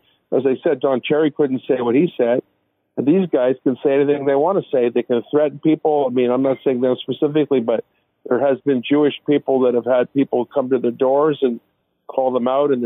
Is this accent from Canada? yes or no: yes; Canada; we're Canadian here